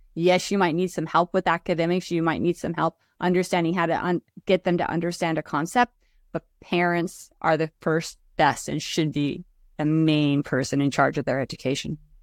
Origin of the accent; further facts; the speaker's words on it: Oregon, United States; I was born and raised here in Oregon